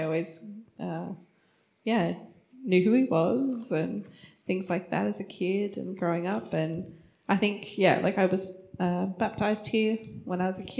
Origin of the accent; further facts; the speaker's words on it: Australia; also born or lived in Turkey; As Anthony said, I grew up here at Yorkie.